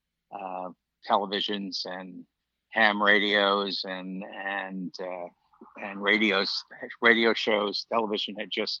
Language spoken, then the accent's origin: English; New York City, New York, United States; moved away as an adult; also born or lived in Long Island, New York; now in Florida, United States; I grew up actually in Brooklyn